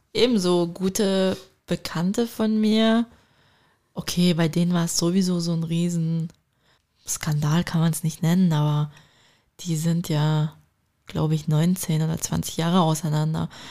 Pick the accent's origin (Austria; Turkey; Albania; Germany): Turkey; ich bin Türkin.